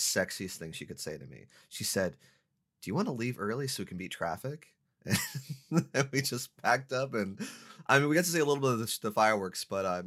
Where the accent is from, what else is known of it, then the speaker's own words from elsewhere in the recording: Sacramento, California, United States; now in Portland, United States; I'm from Sacramento, California